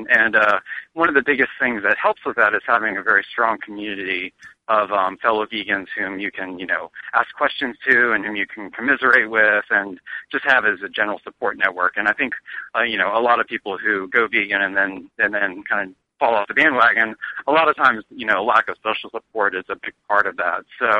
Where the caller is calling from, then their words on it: Chapel Hill, North Carolina, United States; I'm calling in from Chapel Hill, North Carolina, which is where I live.